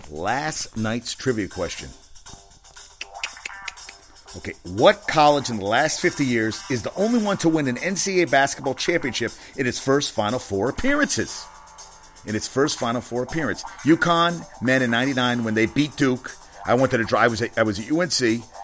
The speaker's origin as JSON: {"language": "English", "country": "South Africa", "said": "I'm from South Africa, you know."}